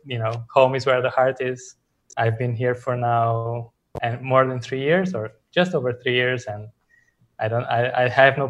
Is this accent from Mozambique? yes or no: yes; Mozambique; also born or lived in Portugal; now in Venezuela; I'm from Mozambique in Southern Africa, but I'm a Portuguese national.